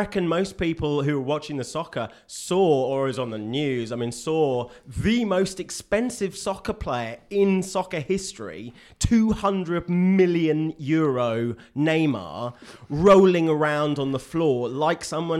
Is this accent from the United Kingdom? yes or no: yes; England, United Kingdom; moved away; I am English.